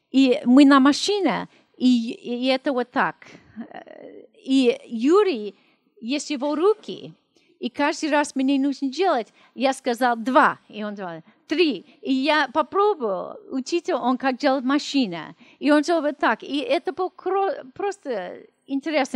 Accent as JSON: {"language": "Russian", "town": "Los Angeles", "region": "California", "country": "United States", "tie": "born or raised there", "also_born_or_lived": "Russia", "second_language": "Russian", "moved": "as an adult", "said": "я из Америки"}